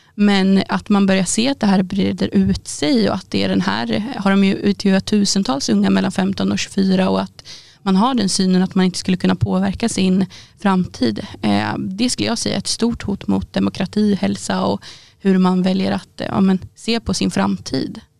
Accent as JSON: {"language": "Swedish", "town": "Boxholm", "region": "Östergötland", "country": "Sweden", "said": "Där jag kommer ifrån i Boxholm"}